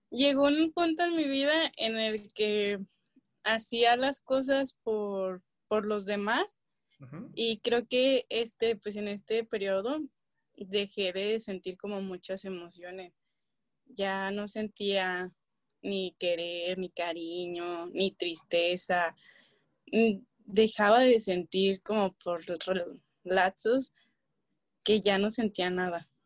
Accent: Guadalajara, Jalisco, Mexico; de Guadalajara.

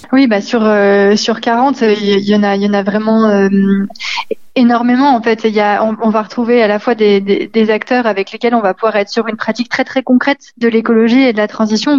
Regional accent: Lyon, Auvergne-Rhône-Alpes, France; en tant que Lyonnais

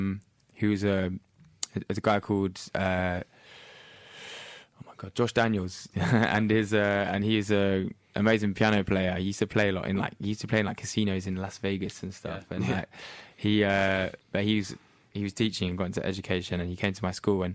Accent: Norwich, East of England, United Kingdom; moved away as an adult; now in London, United Kingdom; I was born in Norwich, so, and then I moved to London when I was 18.

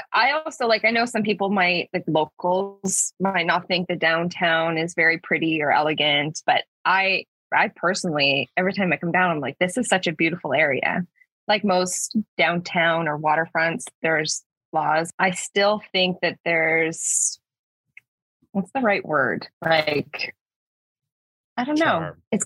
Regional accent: Sault Ste. Marie, Ontario, Canada; Yeah, so I'm originally from Sault Ste. Marie. I didn't grow up there, but I've moved back multiple times.

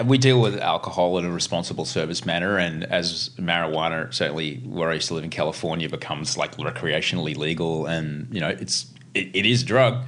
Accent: Brisbane, Queensland, Australia; now in Sydney, Australia; Growing up in Brisbane

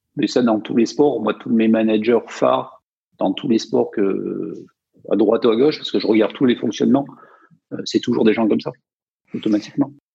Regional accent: Provence-Alpes-Côte d'Azur, France; Moi, je venais des montagnes, donc euh, dans les Hautes-Alpes

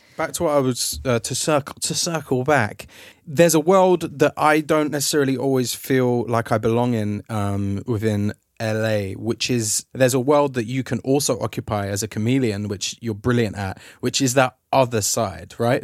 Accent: London, United Kingdom; now in Los Angeles, United States; I'm a Londoner

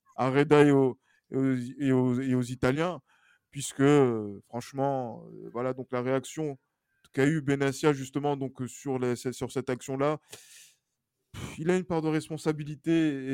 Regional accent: Togo; je suis togolais

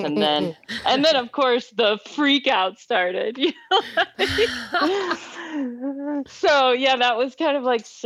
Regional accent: Midwest, United States; I grew up in the Midwest.

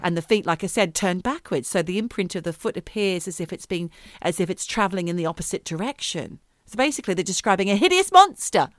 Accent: Yuin country, South Coast, New South Wales, Australia; I'm from Yuan country

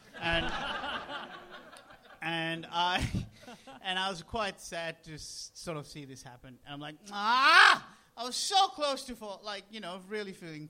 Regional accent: Sri Lanka; now in Australia; I grew up in Sri Lanka watching a lot of cricket

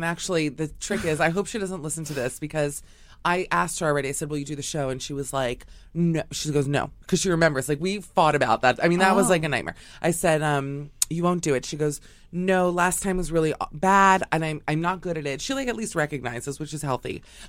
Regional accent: Miami, Florida, United States; From Miami.

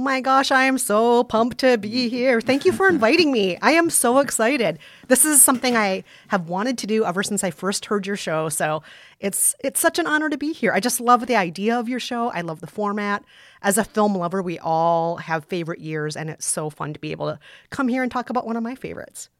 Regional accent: Minnesota, United States; I grew up in Minnesota, and tornado drills were a daily thing in school growing up in the springtime

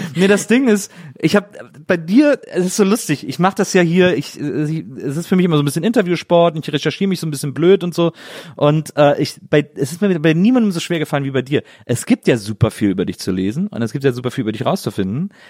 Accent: near Brühl, North Rhine-Westphalia, Germany; Ich bin ja im Phantasialand aufgewachsen, das war ja irgendwie äh, paar Kilometer nur von meiner von meiner Heimat entfernt

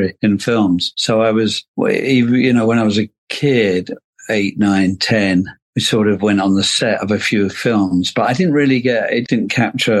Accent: London, United Kingdom; also born or lived in Dublin, Ireland; I grew up in London

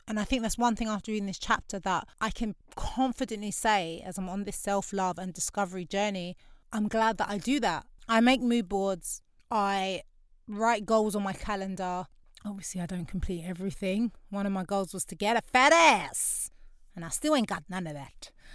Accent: London, United Kingdom; also born or lived in Canada / Grenada (family); I grew up in Lewisham. It's a very diverse borough of London

